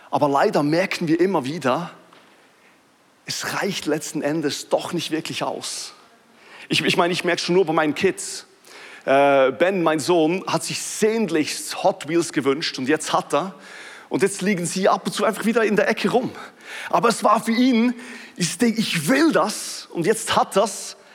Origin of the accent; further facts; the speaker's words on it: Switzerland; ich weiß, es ist ein bisschen witzig, dass ich das als Schweizer sage und ich muss sagen, dass ich Schweizer bin, weil man hört es kaum mehr.